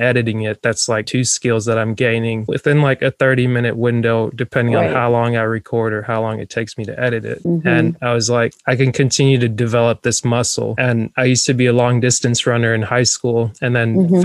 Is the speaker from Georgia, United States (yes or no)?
yes; North Georgia, United States; I like grew up in North Georgia